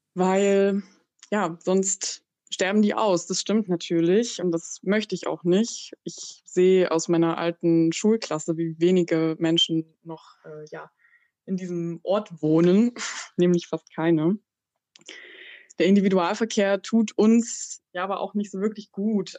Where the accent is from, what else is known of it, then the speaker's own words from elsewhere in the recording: Burgenlandkreis, Saxony-Anhalt, Germany; now in Halle, Germany; Ich komme aus dem Burgenlandkreis. Ähm, ich bin in einer, ja, in einer 2000 Seelen Dorf aufgewachsen